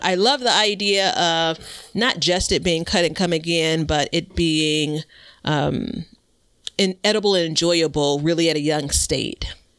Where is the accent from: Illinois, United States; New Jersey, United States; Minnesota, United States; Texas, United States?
Illinois, United States; Chicago; I'm from Chicago. I live in Chicago